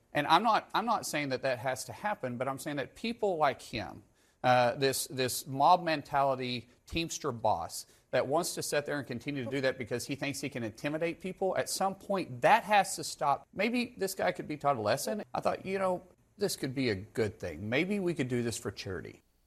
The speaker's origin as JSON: {"language": "English", "region": "Oklahoma", "country": "United States", "said": "I'm a guy from Oklahoma first"}